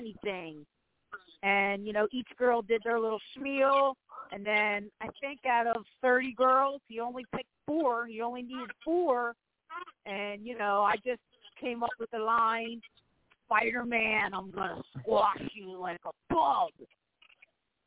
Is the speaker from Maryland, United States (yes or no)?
yes; Baltimore, Maryland, United States; I'm from Baltimore